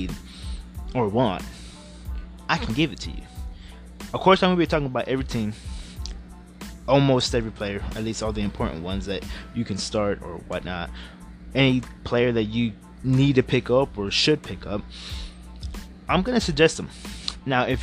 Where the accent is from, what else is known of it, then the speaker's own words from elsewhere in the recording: Houston, Texas, United States; I am from H-Town. I am from Houston, Texas